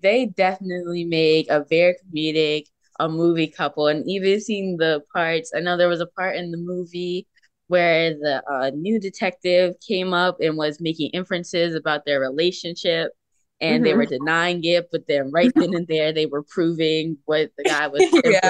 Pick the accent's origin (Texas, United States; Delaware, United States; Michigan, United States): Delaware, United States; from Delaware, and you're listening to Kids First Coming Attractions.